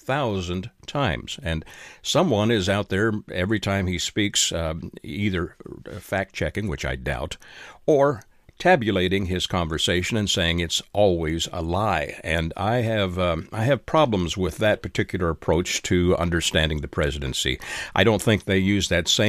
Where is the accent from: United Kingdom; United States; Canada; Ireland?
Canada; moved away; I am a Canadian by birth and have several Canadian family members